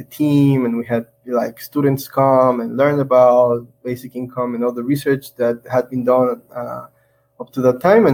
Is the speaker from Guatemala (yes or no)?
yes; Guatemala; moved away as an adult; also born or lived in Taiwan; I'm originally from Guatemala. I went to Taiwan when I was 19 with a scholarship, and I was there for 6 years.